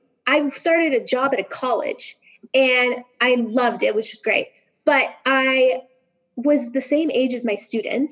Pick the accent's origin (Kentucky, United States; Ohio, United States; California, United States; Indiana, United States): California, United States; Sierra Nevada, Northern; also born or lived in Bay Area, California / San Diego, California; I'm born and raised in the Sierra Nevada. So I'm from Northern California